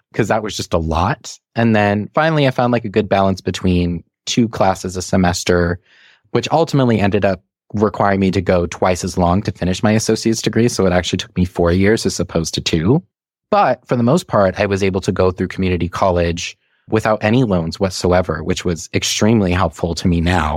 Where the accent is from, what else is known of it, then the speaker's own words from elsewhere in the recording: Saugus, Massachusetts, United States; also born or lived in Malden, Massachusetts / Revere, Massachusetts; I grew up mostly in towns called Saugus and Malden and a little bit in Revere